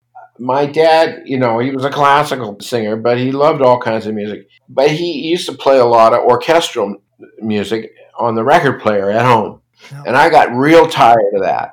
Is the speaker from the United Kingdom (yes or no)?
no; Toronto, Ontario, Canada; born or raised there; also born or lived in Brooklyn, New York